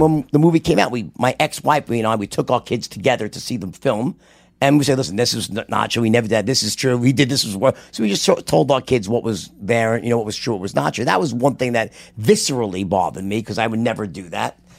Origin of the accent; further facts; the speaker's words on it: New York, United States; accent: New York; me with my New York accent